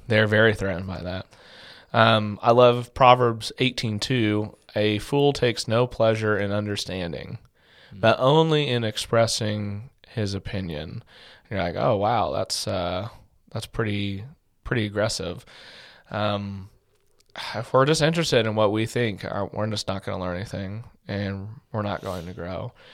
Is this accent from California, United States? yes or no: yes; Orange County, Southern California, United States; moved away as an adult; also born or lived in Tampa, Florida / West Texas; I grew up in Southern California, for those of you who don't know, in Orange County, the Los Angeles area.